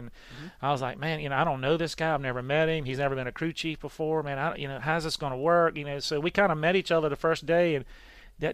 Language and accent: English; Emporia, Virginia, United States; Rick is from the same part of Virginia I'm from. He's from South here, Virginia. We're from Emporia.